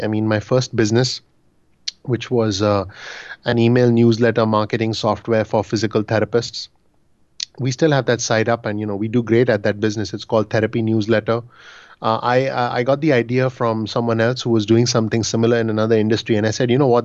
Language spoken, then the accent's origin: English; Mumbai, Maharashtra, India; moved away as an adult; now in New Jersey, United States; I'm originally from Bombay, India